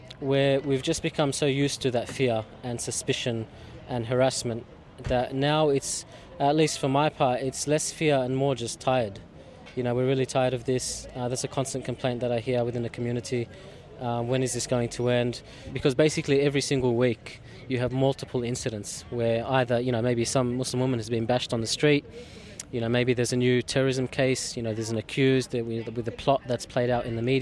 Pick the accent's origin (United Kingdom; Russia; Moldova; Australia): Australia; Melbourne, Victoria; Growing up in Coburg was interesting because it has a strong Lebanese presence